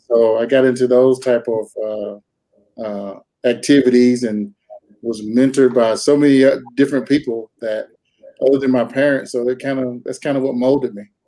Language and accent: English; North Carolina, United States; moved away as an adult; now in Twin Falls, Idaho, United States; Grew up in North Carolina uh, most of my life